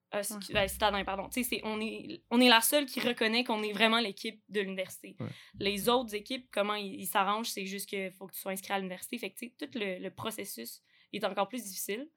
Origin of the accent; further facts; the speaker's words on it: Quebec City, Quebec, Canada; je viens de Québec, euh, la ville